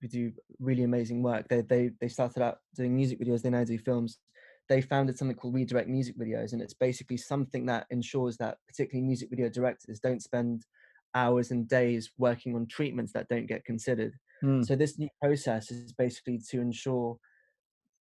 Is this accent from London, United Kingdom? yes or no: yes; London, United Kingdom; I grew up in West London